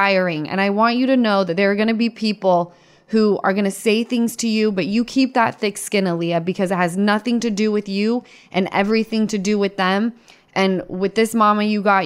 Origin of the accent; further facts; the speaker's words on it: Utah, United States; I'm from Utah